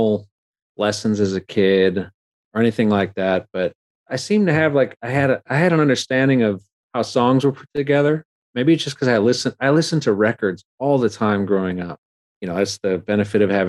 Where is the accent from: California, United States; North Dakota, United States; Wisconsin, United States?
Wisconsin, United States; Milwaukee; I'm from Milwaukee